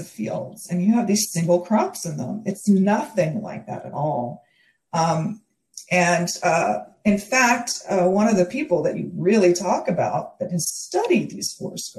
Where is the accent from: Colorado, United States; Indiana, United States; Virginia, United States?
Virginia, United States; also born or lived in Oklahoma / North Carolina; now in Goleta, United States; I grew up in Virginia